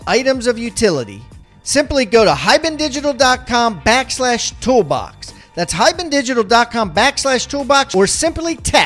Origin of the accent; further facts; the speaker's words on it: Tupelo, Mississippi, United States; my hometown of Tupelo, Mississippi